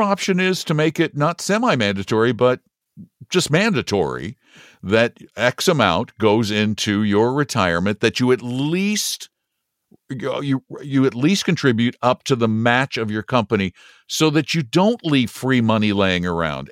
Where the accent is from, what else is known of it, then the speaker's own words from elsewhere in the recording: United States; I'm embarrassed to say I'm an American